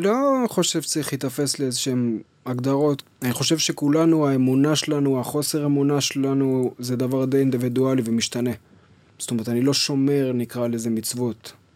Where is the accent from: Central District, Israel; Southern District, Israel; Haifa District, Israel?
Central District, Israel; Kfar Yona; אני נולדתי בכפר יונה, שזו עיר קטנה בשרון, ליד נתניה